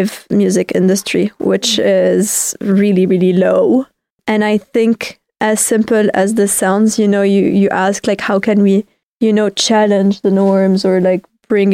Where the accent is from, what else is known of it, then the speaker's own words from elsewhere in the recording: Beirut, Beirut Governorate, Lebanon; moved away as an adult; also born or lived in Denmark / Spain; I definitely was born and raised in Lebanon